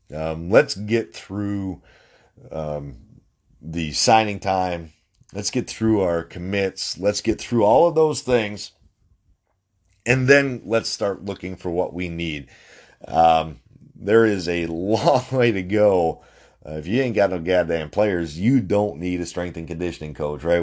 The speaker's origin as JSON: {"language": "English", "region": "North Dakota", "country": "United States", "said": "I'm from North Dakota."}